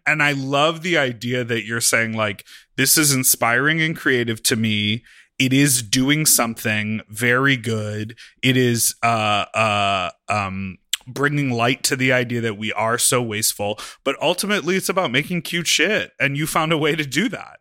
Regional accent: Chicago, Illinois, United States; I grew up in Chicago

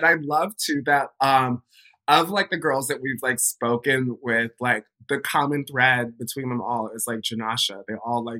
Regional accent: Midwest, United States; I'm from the Midwest, so I don't really pronounce my T's that well

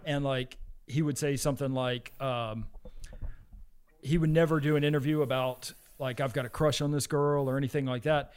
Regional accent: the South, United States; moved away; whenever I was growing up in the South

